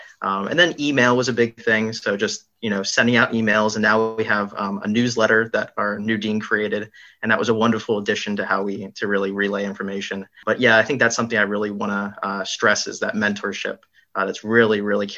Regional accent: Hockessin, Delaware, United States; moved away; I'm a P3 pharmacy student currently. I'm originally from Hoquessin, Delaware.

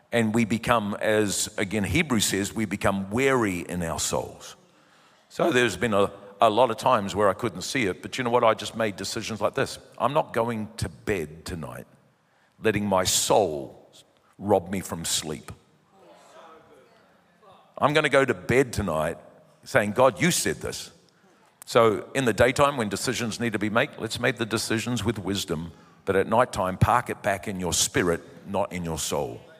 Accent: New Zealand; born there; And uh, we came to New Zealand. I'm a Kiwi by birth, but we came, as you know, 29 years ago

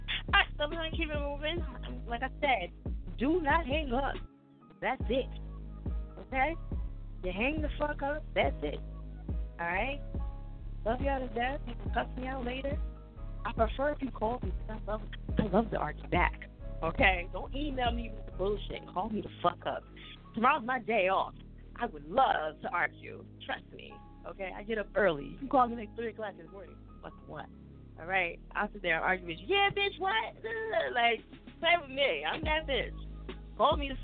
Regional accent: New Jersey, United States; I'm from Jersey

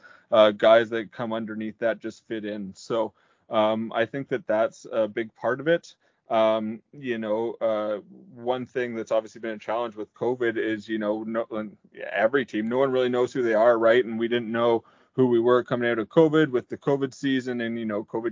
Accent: Peterborough, Ontario, Canada; born or raised there

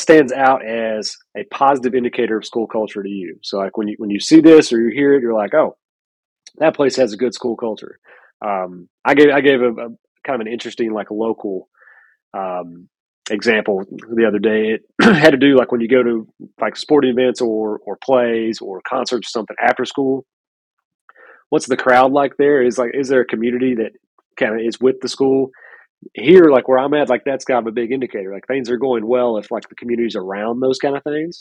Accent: Lexington, Kentucky, United States; I'm from Lexington, Kentucky

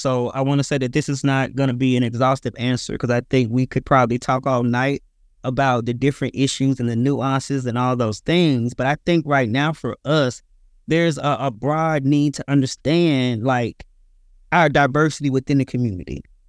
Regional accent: Mississippi, United States; I am originally from Mississippi, so I'm a country boy

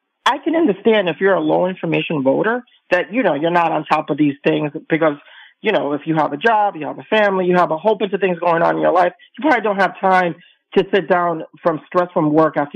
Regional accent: Westchester, New York, United States; I'm from New York and Westchester

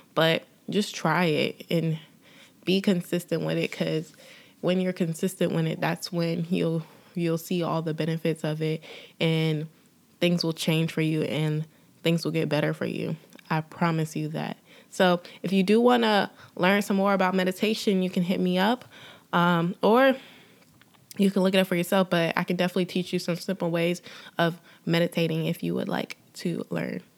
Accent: Durham, North Carolina, United States; moved away as an adult; also born or lived in Los Angeles, California; now in Atlanta, United States; I am originally from Durham, North Carolina. I was, um, in North Carolina until two thousand thirteen, and I moved to Atlanta

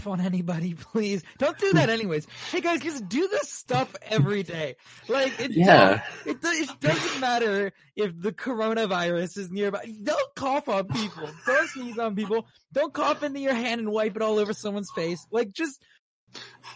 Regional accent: Maryland, United States; my home state of Maryland

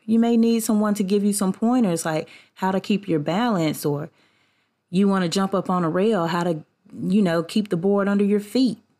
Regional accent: the South, United States; I grew up in the South, where I'm from.

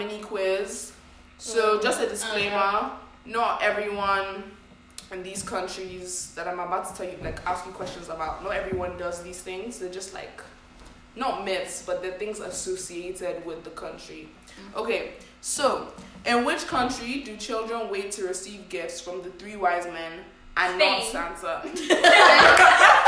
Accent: Nigeria; I'm from Nigeria

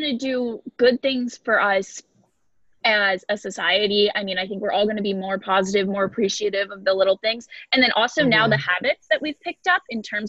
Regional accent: New York, United States; I'm from New York

